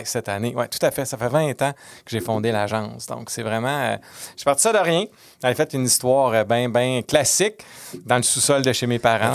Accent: Quebec City, Quebec, Canada; moved away; j'étais de Québec

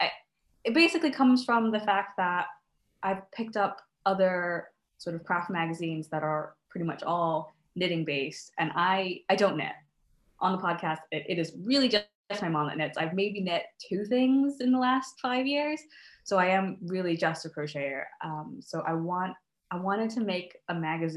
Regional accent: United States; now in Scotland, United Kingdom; I'm originally from the States, as you can probably tell from my accent

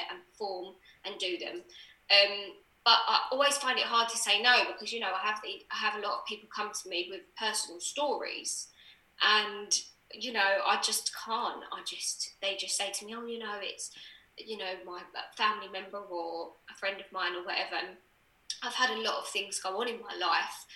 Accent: Essex, East of England, United Kingdom; I was from Essex.

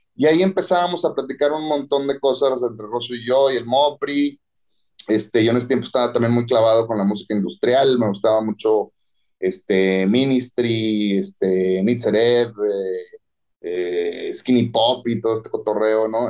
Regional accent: Monterrey, Nuevo León, Mexico; regreso a Monterrey a casa de mis papás

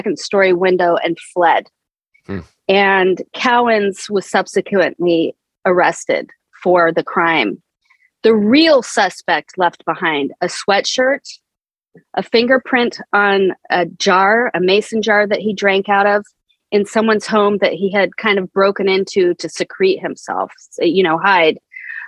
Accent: Placerville, California, United States; moved away as an adult; also born or lived in Sacramento / Boston / New York City; now in Port Jefferson, United States; I'm from California. I was born and raised there. I grew up in Placerville

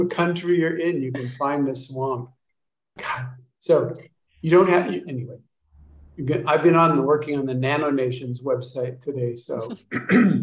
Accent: Kansas, United States; moved away; I was born in Kansas.

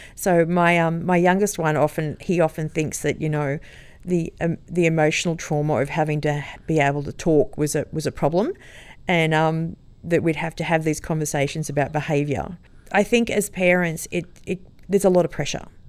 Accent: Sydney, New South Wales, Australia; moved away as an adult; also born or lived in Sutherland Shire, Sydney; now in Noosa North Shore, Australia; I grew up in Sydney and lived there and had two children

